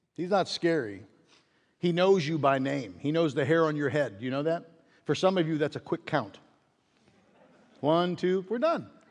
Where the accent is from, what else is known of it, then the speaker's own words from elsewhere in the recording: Pittsburgh, Pennsylvania, United States; growing up in Pittsburgh